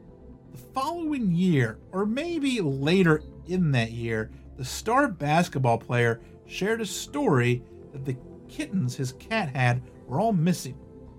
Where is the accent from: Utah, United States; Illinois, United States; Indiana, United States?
Utah, United States; Kay's Cross is the stuff of legend where I grew up in Davis County.